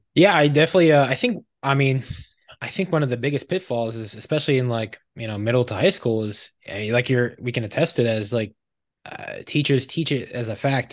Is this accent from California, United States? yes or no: no; suburbs of Philadelphia, Pennsylvania, United States; I grew up in the suburbs of Philadelphia